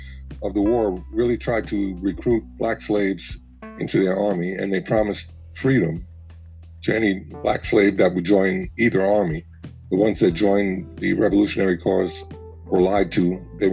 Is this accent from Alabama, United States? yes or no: no; New York City, New York, United States; I was born and raised in New York City in Manhattan, and the part of Manhattan that I lived in was the last part of Manhattan that George Washington controlled